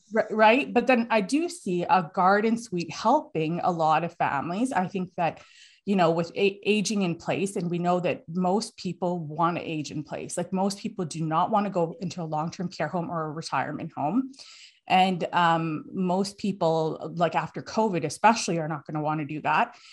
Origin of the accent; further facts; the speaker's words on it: Alberta, Canada; now in Toronto, Canada; I'm from Alberta originally